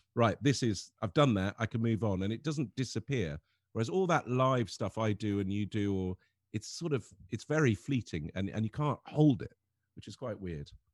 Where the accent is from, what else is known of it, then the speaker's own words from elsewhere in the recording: Lebanon; growing up in Lebanon